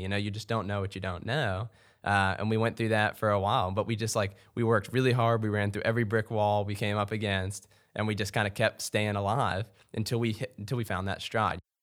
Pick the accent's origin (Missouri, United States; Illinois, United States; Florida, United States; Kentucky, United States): Kentucky, United States; Louisville; also born or lived in Lexington, Kentucky; I'm actually, uh, born and raised in Louisville, so I'm a, I'm a homeboy